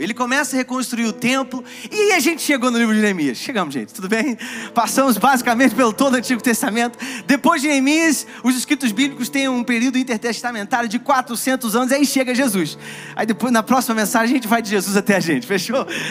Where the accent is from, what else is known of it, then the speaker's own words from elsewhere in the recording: Rio de Janeiro, Brazil; now in São Paulo, Brazil; Eu sou do Rio